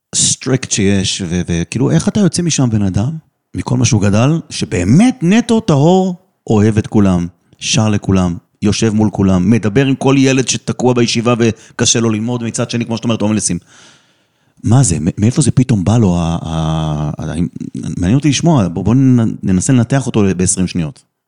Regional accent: Netherlands; נולדתי גם שם בהולנד

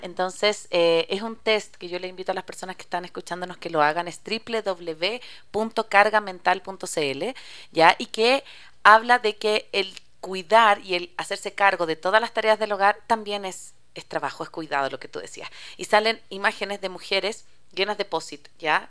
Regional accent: Chile; moved away as an adult; yo soy chilena

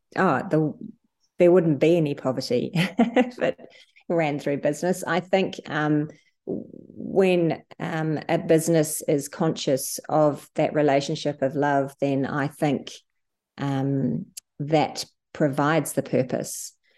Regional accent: New Zealand; moved away as an adult; now in Sydney, Australia; I moved from New Zealand, where I'm from, where I worked in, in the hospitals to Sydney

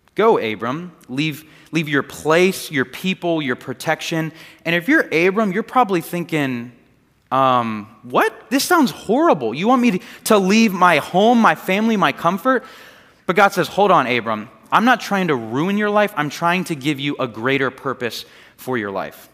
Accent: Largo, Florida, United States; I grew up here in this area, and the house that I grew up in was in Largo, right down the street

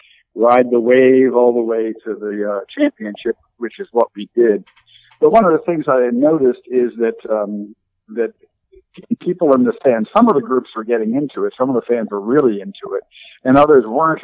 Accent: outside of Pittsburgh, Pennsylvania, United States; moved away as an adult; now in Charleston, United States; I grew up outside of Pittsburgh, about 20 miles north of Pittsburgh

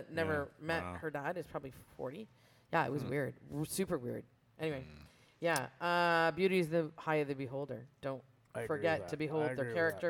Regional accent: Brantford, Ontario, Canada; we're from Brantford

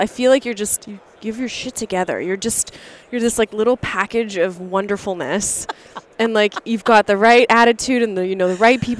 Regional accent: Canada; I'm Canadian, so it's different in Canada.

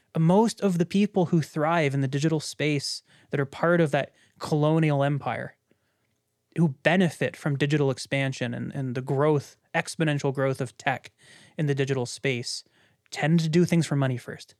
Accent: Canada; as a Canadian that grew up in a very small conservative city

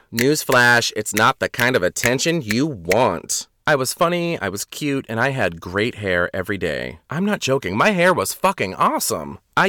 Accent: Boston, Massachusetts, United States; When people find out I'm originally from the Boston area, they always say, "Why don't you have one of those accents?"

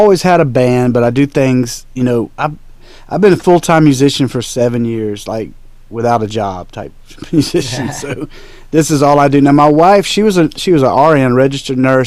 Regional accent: South Carolina, United States; now in Tennessee, United States; I'm originally from South Carolina. I live in Tennessee now.

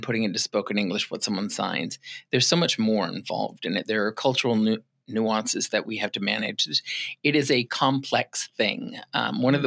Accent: Massachusetts, United States; moved away as an adult; also born or lived in Arizona / Rhode Island / Minnesota; now in Ocala, United States; I was born in Massachusetts. Okay, um, I lived there for a good part of my younger years, mm-hmm. between there and Arizona

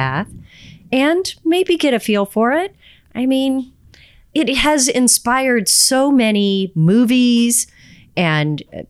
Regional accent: Austin, Texas, United States; I'm from Austin, Texas

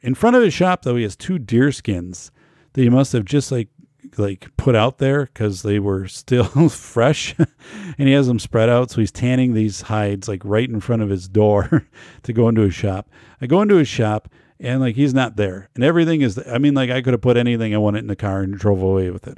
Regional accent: Wisconsin, United States; Wisconsin. in my home state, 'cause I know too many people here

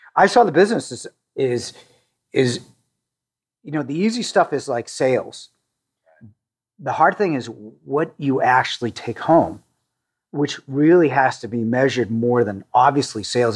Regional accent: Needham, Massachusetts, United States; I grew up in a suburb of Boston in uh, Needham, Massachusetts.

